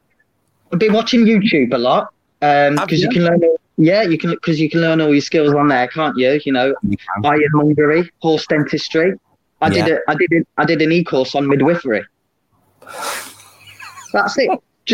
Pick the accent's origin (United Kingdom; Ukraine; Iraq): United Kingdom; East Midlands; I hail from the Leicestershire, Middle Earth. I'm actually a Leicesterfarian, I believe is a technical term.